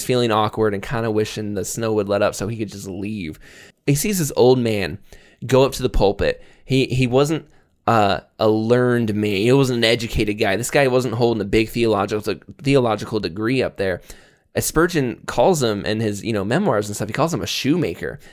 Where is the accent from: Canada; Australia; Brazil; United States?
United States; Florida; moved away; I grew up in Florida.